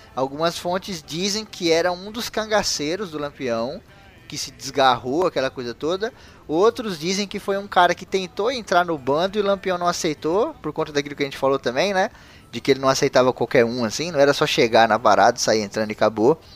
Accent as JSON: {"language": "Portuguese", "country": "Brazil", "said": "eu, como brasileiro conhecedor da história do meu país"}